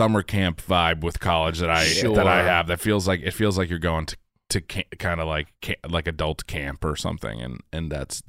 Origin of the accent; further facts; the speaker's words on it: Quincy, Massachusetts, United States; I'm from Quincy, which is to me was like city.